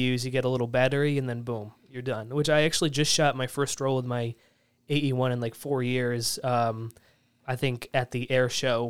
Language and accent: English; New York, United States; I grew up in the Southern Tier, so there's a lot of nature.